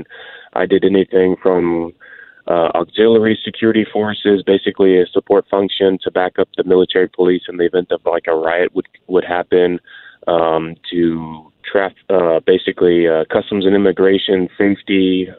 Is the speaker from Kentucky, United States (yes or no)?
no; Houston, Texas, United States; So I'm a Houston, Texas born and raised out here in Texas.